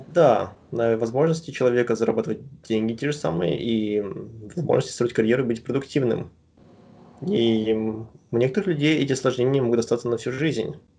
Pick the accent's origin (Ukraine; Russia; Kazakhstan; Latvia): Kazakhstan; Astana; moved away as an adult; also born or lived in Shakhtinsk, Karaganda Region, Kazakhstan; now in United States; я родился в Карганинской области, в городе Шахтинск, потом когда мне было 7 лет, мы переехали в Астану, и я практически большую часть жизни прожил там.